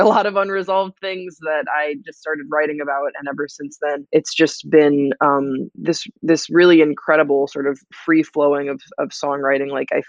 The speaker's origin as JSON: {"language": "English", "country": "Belgium", "tie": "born or raised there", "said": "I grew up in Belgium also"}